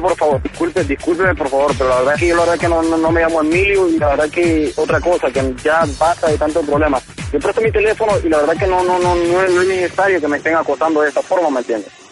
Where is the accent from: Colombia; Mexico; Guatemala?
Guatemala; moved away as an adult; now in United States; Soy de Guatemala